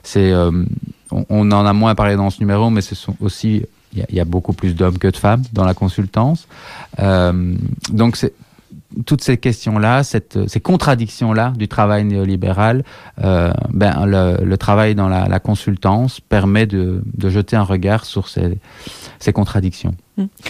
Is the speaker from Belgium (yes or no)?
yes; Liège, Wallonia, Belgium; je suis liégeois